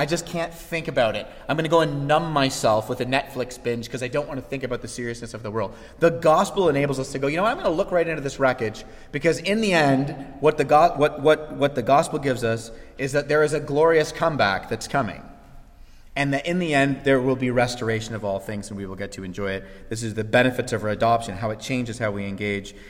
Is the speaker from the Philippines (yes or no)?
no; Canada; as Canadian citizens